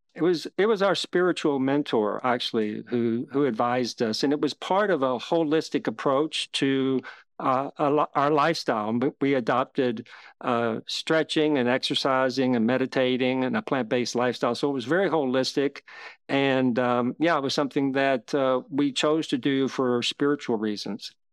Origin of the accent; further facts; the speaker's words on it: Kentucky, United States; I grew up in Kentucky